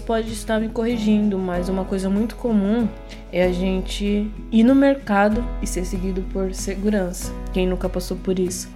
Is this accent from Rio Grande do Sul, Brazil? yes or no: no; Tietê, São Paulo, Brazil; sou tietense e atualmente moro em São Paulo